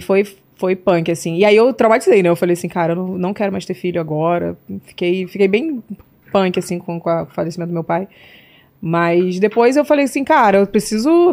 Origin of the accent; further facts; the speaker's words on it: Rio de Janeiro, Brazil; Nasci no Rio de Janeiro, na Pavuna, Zona Norte, um bairro carente